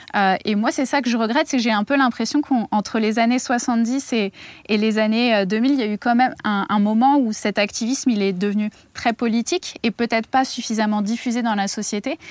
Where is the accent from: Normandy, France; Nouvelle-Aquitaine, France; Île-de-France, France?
Île-de-France, France; near Melun; à Melun, euh, pas loin de, de là d'où je viens